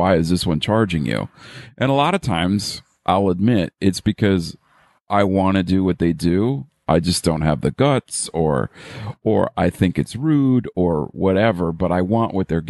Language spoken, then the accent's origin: English; Midwest, United States; also born or lived in New York; So most Midwestern people can't, but I can switch on a little bit of the New Yorker now.